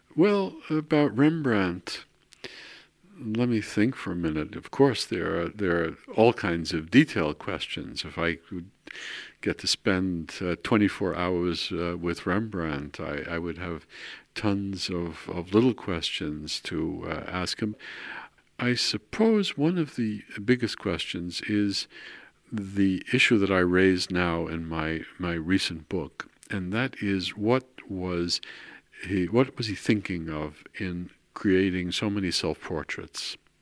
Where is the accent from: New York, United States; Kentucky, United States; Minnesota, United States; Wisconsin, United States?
New York, United States; New York City; moved away as an adult; also born or lived in Queens, New York / Baltimore / Netherlands; now in Maarssen, Netherlands; I was born in New York. I was raised in Brooklyn and in Queens.